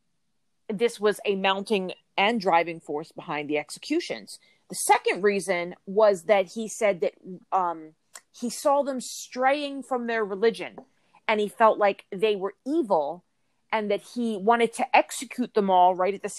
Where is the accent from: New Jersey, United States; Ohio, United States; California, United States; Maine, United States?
New Jersey, United States; I'm from New Jersey, but I'm from South, so very far away from there.